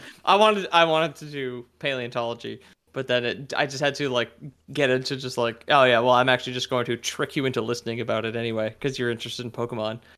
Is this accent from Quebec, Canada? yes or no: yes; Quebec, Canada; growing up in Quebec